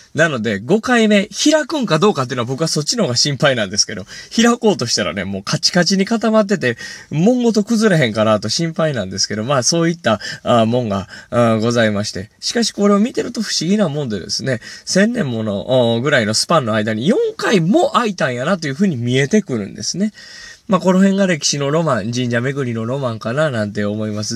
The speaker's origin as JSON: {"language": "Japanese", "region": "Hyogo", "country": "Japan", "tie": "born or raised there", "moved": "yes", "said": "兵庫県出身"}